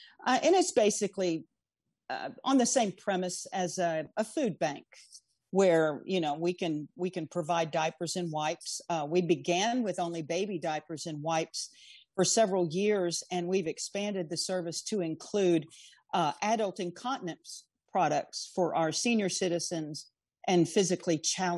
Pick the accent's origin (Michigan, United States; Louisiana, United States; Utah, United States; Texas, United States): Texas, United States; Houston; now in Galveston, United States; I was born and raised in Houston